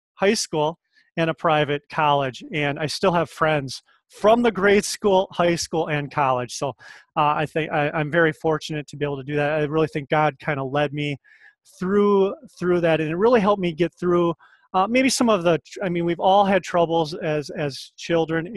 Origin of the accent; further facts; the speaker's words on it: Winona, Minnesota, United States; I'm from Minnesota originally. Uh, I grew up in uh, rural Minnesota, outside of Winona, Minnesota